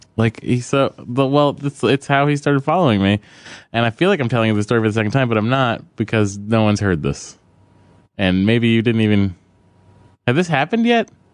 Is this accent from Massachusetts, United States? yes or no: yes; Lowell, Massachusetts, United States; I'm from Lowell